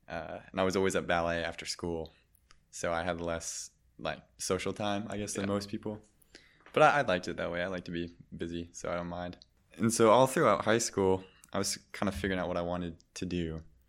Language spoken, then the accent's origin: English; Michigan, United States; born there; also born or lived in Germany; I grew up in a couple of different places. I was born in Michigan, but I spent some time abroad in Germany at a international school.